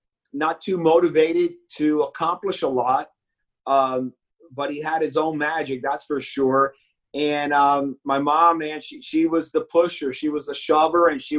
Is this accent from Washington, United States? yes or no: no; Miami, Florida, United States; also born or lived in Bronx, New York / Hialeah; I was born in the Bronx, and then as a peewee, we came to Miami, South Florida